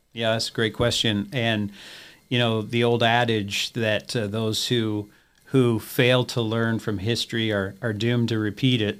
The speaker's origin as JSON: {"language": "English", "town": "Peterborough", "region": "Ontario", "country": "Canada", "tie": "born or raised there", "moved": "as an adult", "said": "Grew up in Canada and, uh, attended a, a one-year Bible college, there in my hometown of Peterborough, Ontario"}